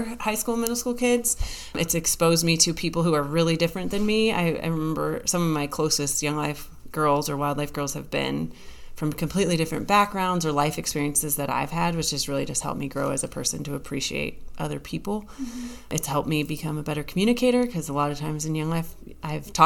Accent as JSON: {"language": "English", "region": "Colorado", "country": "United States", "tie": "born or raised there", "moved": "yes", "lives_now": "Missouri, United States", "said": "I grew up in Colorado"}